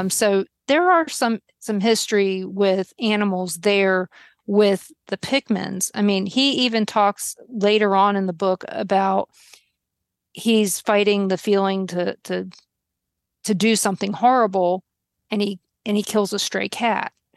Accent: Baltimore, Maryland, United States; now in Kansas, United States; I'm from Baltimore

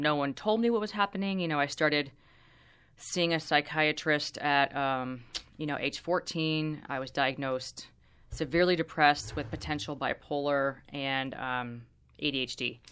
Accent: Orange County, California, United States; I grew up in Orange County, which is super, super conservative

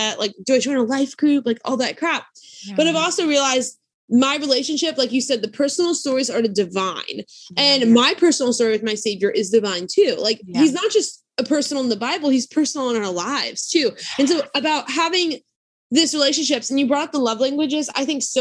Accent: South Louisiana, United States; I grew up in South Louisiana

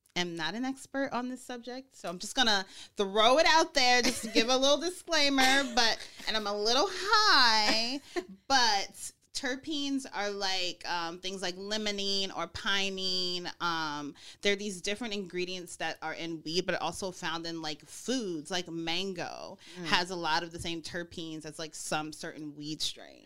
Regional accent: Snellville, Georgia, United States; also born or lived in Mississippi; I'm from Georgia. Mm. So I was born in Mississippi, but I grew up in Georgia and Mississippi-ish. I'm a Southern girl

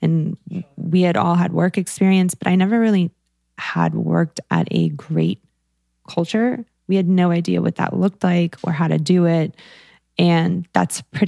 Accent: the South, United States; I come from the South and my parents are evangelical Christians.

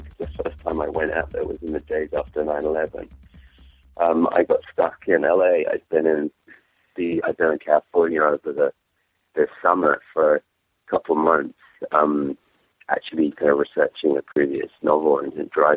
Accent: England, United Kingdom; accent: English; my English accent

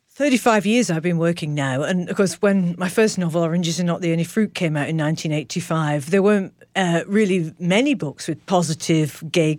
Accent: Manchester, North West England, United Kingdom; I was born in Manchester

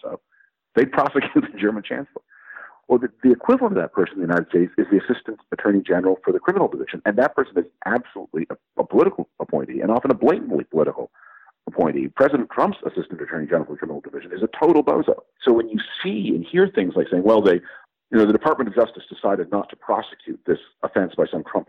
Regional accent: Toronto, Ontario, Canada; I was born in Toronto in 1960. I grew up there. I know the city intimately

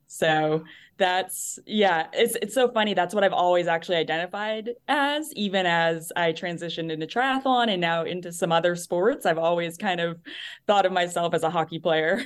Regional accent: New Hampshire, United States; moved away; I'm from New Hampshire originally, so East Coast

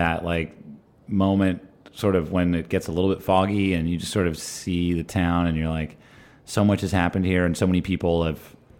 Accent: Madison, New Jersey, United States; also born or lived in New York; now in Los Angeles, United States; A town called Madison in North Central.

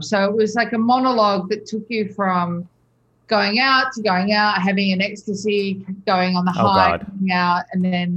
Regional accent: Melbourne, Victoria, Australia; moved away as an adult; also born or lived in Sydney, Australia / New York City, United States; growing up in Australia

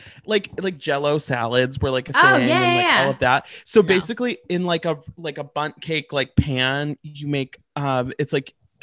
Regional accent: St. Louis, Missouri, United States; now in New York, United States; So I'm from St. Louis. I'm in New York right now.

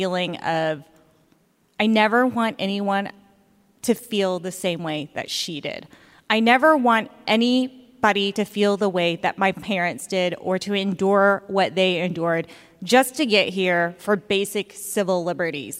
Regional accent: Augusta, Georgia, United States; when I was young, growing up in Augusta, Georgia

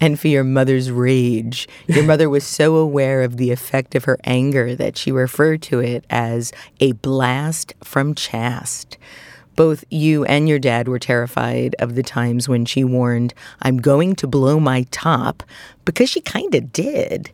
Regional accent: New York City, New York, United States; also born or lived in Queens / Staten Island; I, too, was brought up in Brooklyn.

